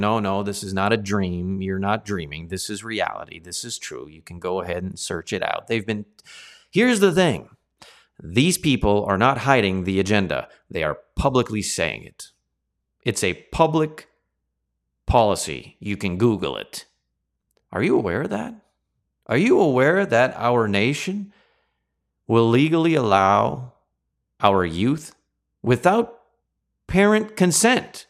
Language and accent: English; Canada; as Canadians